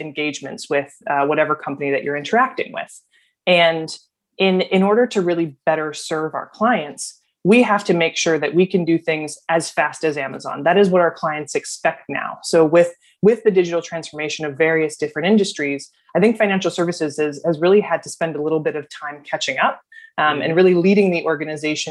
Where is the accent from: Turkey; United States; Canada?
United States; Dearborn, Michigan; moved away as an adult; also born or lived in East Coast; I grew up in Dearborn, Michigan. I'm a Midwestern gal at heart, and I found myself on the East Coast really in my college journey